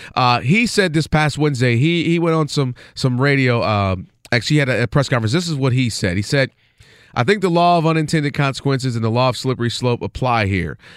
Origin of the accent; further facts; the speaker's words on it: Ann Arbor, Michigan, United States; born and raised in Ann Arbor, Michigan.